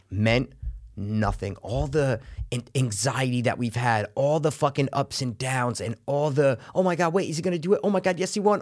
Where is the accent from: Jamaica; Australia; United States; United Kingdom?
United States; New York area; we're from the New York area